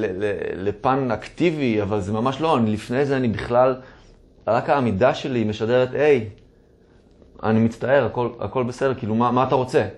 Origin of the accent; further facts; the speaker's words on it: Tel Aviv, Tel Aviv District, Israel; נולדתי וגדלתי בתל אביב, בחוף מציצים